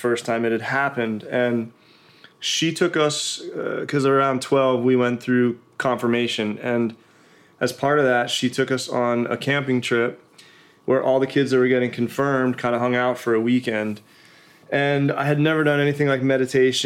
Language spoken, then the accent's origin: English; Pennsylvania, United States; moved away; I grew up in Pennsylvania, and kind of old school family values